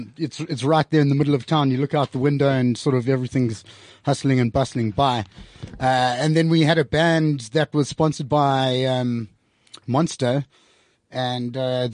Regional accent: Durban, KwaZulu-Natal, South Africa; now in Johannesburg, South Africa; I'm originally from Durban. I live here now in Joburg.

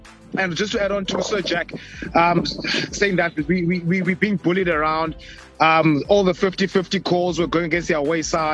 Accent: South Africa; As South African rugby lovers

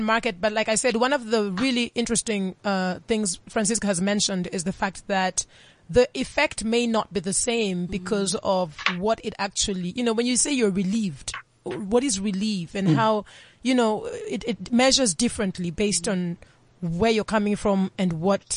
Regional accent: Nairobi, Kenya; moved away; I am Kenyan and I was born and raised for some of my life in Nairobi

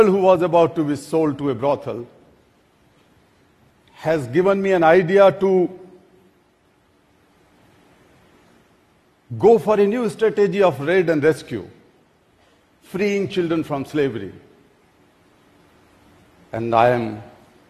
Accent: Delhi, India; my hometown, Delhi

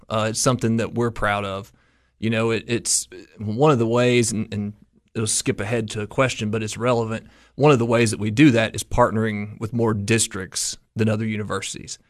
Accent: Coalfield, Tennessee, United States; moved away as an adult; also born or lived in Cookeville, Tennessee; all the way back to Morgan County, to my hometown

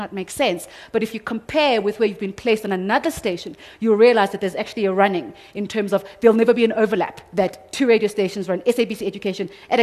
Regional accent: South Coast of KwaZulu-Natal, South Africa; I come from the South Coast of KwaZulu-Natal. So we say uyayi, but isiZulu A says uyapi.

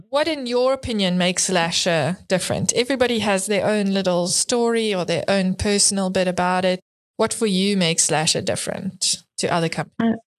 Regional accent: South Africa; as a fellow South African

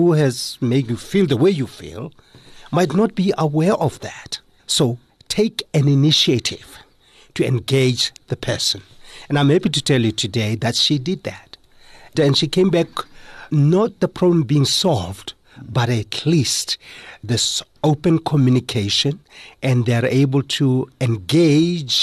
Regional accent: South Africa; as a South African and a Motswana guy

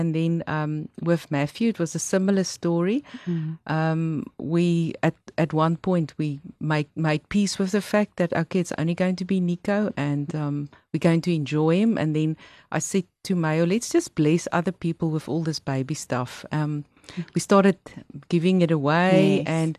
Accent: Pretoria, Gauteng, South Africa; moved away as an adult; also born or lived in Johannesburg / New Zealand / Australia; now in Cape Town, South Africa; I grew up in Pretoria, and I also studied there at Tikkies

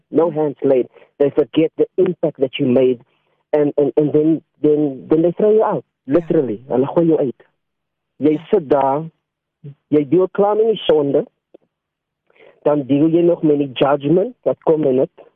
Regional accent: South Africa; ek het opgegroei ja, in Bontival

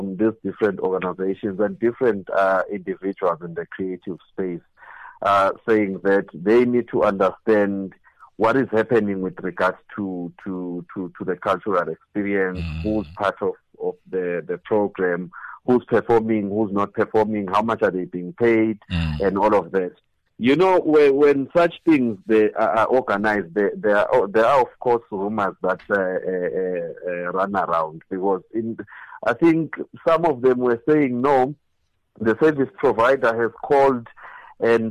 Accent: Gert Sibande, Mpumalanga, South Africa; I'm from Khetsibande

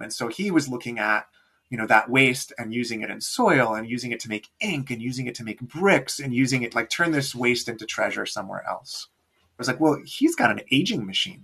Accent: New York, United States; moved away as an adult; also born or lived in Johannesburg, South Africa; now in Milwaukee, United States; I grew up in New York, but moved to Johannesburg in my early 20s and spent six years there.

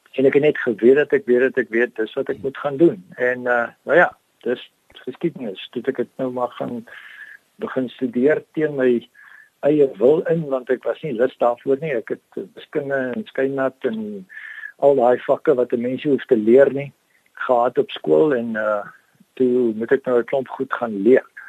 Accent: Danielskuil, Northern Cape, South Africa; now in George, South Africa; Daniel Skuil is 'n klein plekkie wat uh in suid van Kuruman geleë is.

